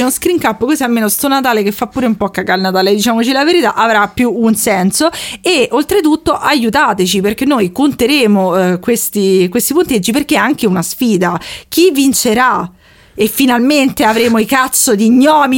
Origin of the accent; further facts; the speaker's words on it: Rome, Lazio, Italy; accent: Roman